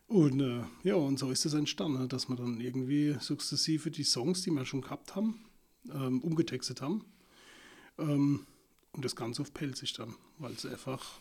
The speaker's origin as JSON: {"language": "German", "region": "Rhineland-Palatinate", "country": "Germany", "tie": "born or raised there", "said": "Ich bin hier in Deutschland geboren und aufgewachsen"}